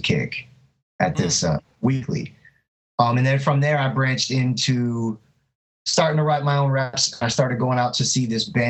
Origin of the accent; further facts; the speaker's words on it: Fort Lauderdale, Florida, United States; also born or lived in Miami / Berlin; Born in Miami, but born and raised in Fort Lauderdale, Florida.